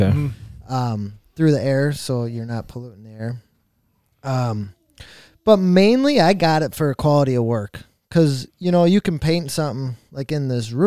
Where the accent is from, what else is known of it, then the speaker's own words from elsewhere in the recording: Crandon, Wisconsin, United States; I've lived in Crandon my whole life